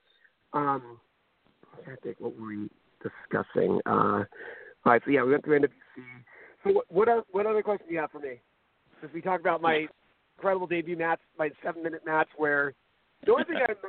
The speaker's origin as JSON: {"language": "English", "town": "Garden Grove", "region": "California", "country": "United States", "said": "we're both from Garden Grove, and we met each other in junior high school"}